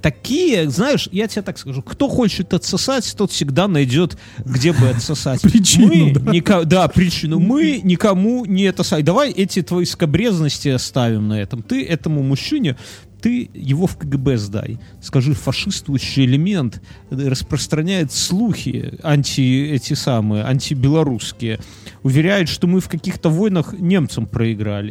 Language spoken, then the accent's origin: Russian; Belarus; Нам, белорусам